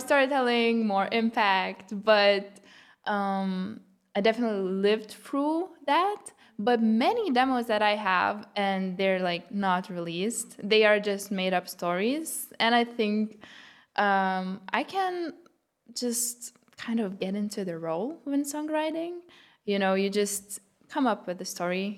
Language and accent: English; Lithuania; first language Lithuanian; English is a second language; moved away as an adult; now in Berlin, Germany; it was my native language. Um, yeah, English is what I learned after.